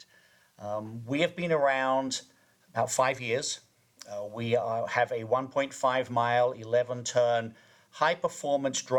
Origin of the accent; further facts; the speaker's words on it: Kent, South East England, United Kingdom; moved away; I grew up in Kent, southeast England